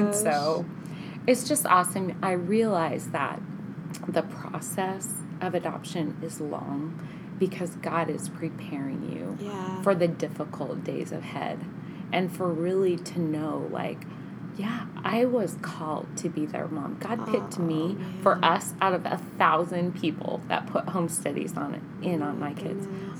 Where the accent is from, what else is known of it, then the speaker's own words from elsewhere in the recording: Baker City, Oregon, United States; also born or lived in Ohio; Baker, where I grew up